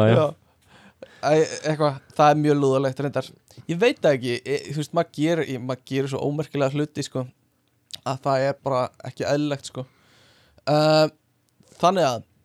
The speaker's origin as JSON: {"language": "Icelandic", "country": "Iceland", "said": "við erum Íslendingar"}